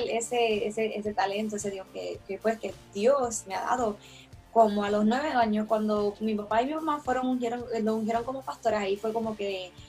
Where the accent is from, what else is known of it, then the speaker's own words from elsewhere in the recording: Toa Alta, Puerto Rico; also born or lived in Río Piedras; now in Lebanon, United States; nací en Río Piedras, Puerto Rico, soy de Toalta Alta, pero actualmente vivo en Lebanon, Pensilvania.